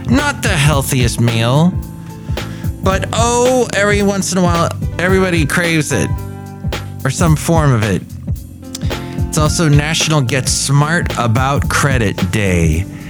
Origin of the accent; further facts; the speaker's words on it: Southern California, United States; now in Bay Area, United States; growing up in Southern California